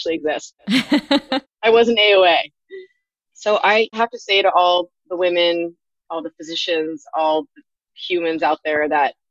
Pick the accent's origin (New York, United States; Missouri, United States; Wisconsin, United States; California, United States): California, United States; moved away as an adult; now in Hawaii, United States; I'm from California